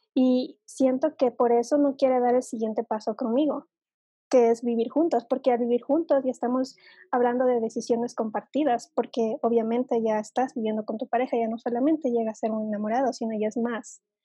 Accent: Ecuador; aquí en Ecuador es así

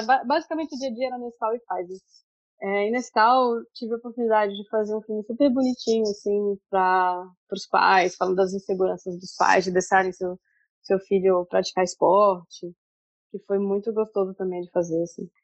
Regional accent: Brasília, Federal District, Brazil; moved away as an adult; also born or lived in São Paulo, Brazil; now in Dublin, Ireland; eu sou de Brasília e em Brasília eu tive a oportunidade de trabalhar na agência júnior da minha faculdade

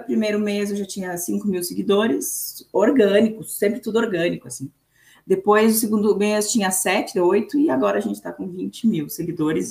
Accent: Brazil–Uruguay border, Rio Grande do Sul, Brazil; eu sou brasileira, né? Eu nasci nasci no Brasil, mas é, eu nasci num lugar que a gente chama de linha, né? Que é a divisa entre o Brasil e o Uruguai

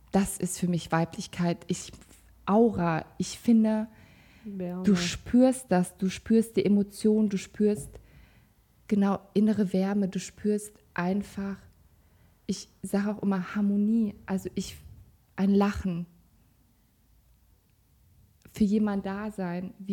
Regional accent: Kazakhstan; born there; also ich komme gebürtig aus Kasachstan, da sind halt auch andere Regeln.

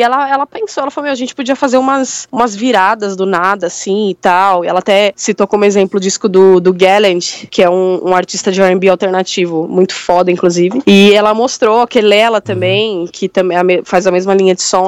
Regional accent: São Paulo, Brazil; eu sou da Zona Sul também

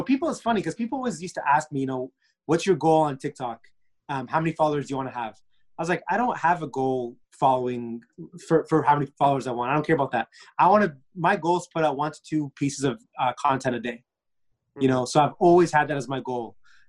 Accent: Egypt; I'm Egyptian.

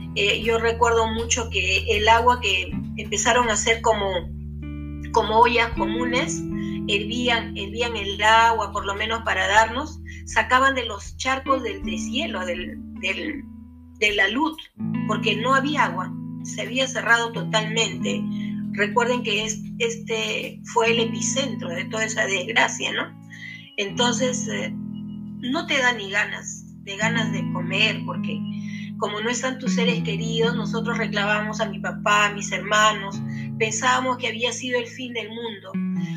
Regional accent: Yungay, Ancash, Peru; yo soy natural de Yungay

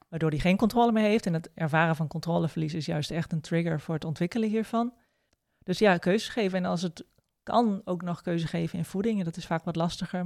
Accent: Groningen, Netherlands; ik kom uit Groningen

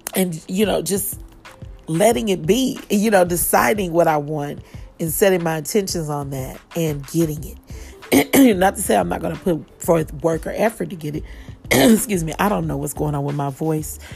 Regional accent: Kansas City, Missouri, United States; now in Atlanta, United States; Live here in Atlanta, but of course, I am from Kansas City, Missouri, and I am headed home in a couple of weeks

